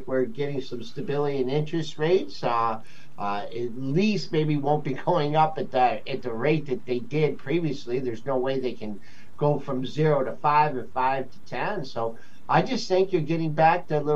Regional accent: Monroe, Michigan, United States; I'm actually from a small town just south of Detroit called Monroe, Michigan

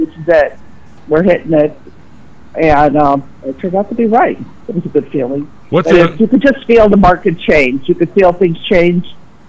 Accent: Orland, United States; And Orland has thrived. It's been a great place to live, so I'll give a plug for my hometown here.

